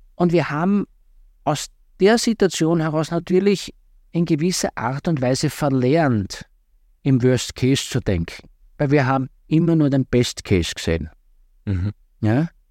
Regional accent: southeastern Styria, Austria; Ich komme aus, der, äh, aus der Südoststeiermark ursprünglich

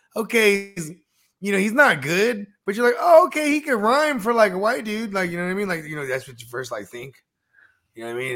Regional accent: South Bay, San Francisco Bay Area, California, United States; I'm from the Bay Area. You know what I'm saying? From the South Bay

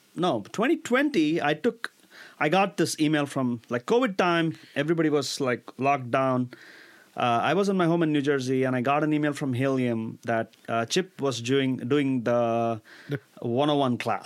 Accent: India; moved away as an adult; now in United States; Growing up in India

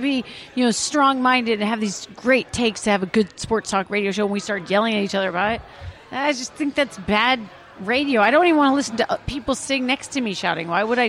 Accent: Iowa, United States; I'm from Iowa

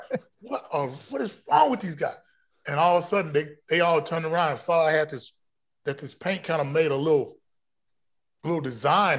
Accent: Texas, United States; being a Texan, being a Texan growing up in a town of one hundred and fifty people

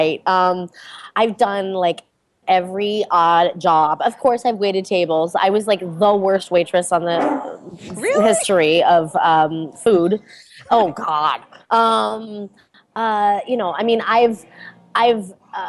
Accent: Taos, New Mexico, United States; now in Los Angeles, United States; From Taos, New Mexico

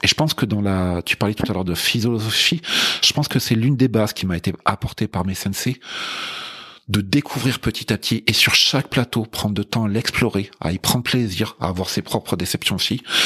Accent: France; je suis français euh, d'origine

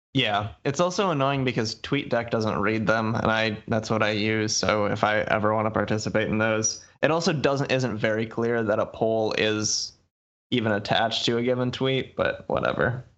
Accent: Muskegon, Michigan, United States; my hometown says, "Muskegon, Michigan

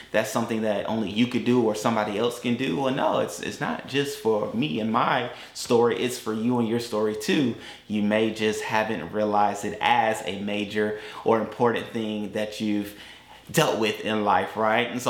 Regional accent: Tampa, Florida, United States; also born or lived in Atlanta; we, we're from Tampa. We live in Tampa. They know that I lived in Atlanta.

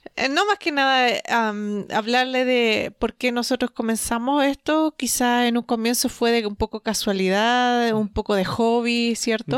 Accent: Chile; nosotros somos de Latinoamérica, de Chile

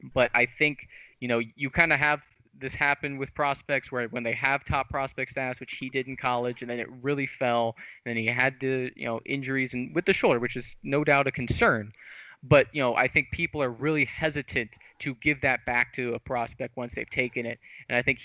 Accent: Hawaii, United States; I'm from Hawaii

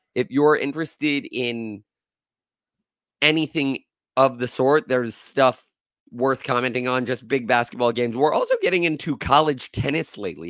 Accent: Florida, United States; I was born and raised in Florida

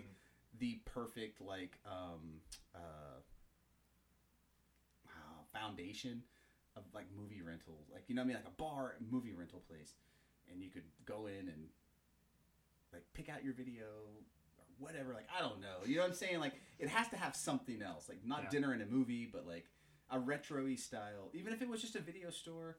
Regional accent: Tulsa, Oklahoma, United States; I grew up in Tulsa

